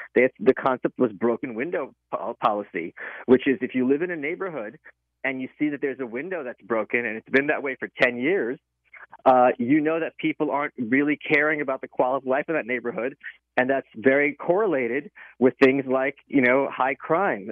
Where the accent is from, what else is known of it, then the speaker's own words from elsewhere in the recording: New York, United States; I'm a New Yorker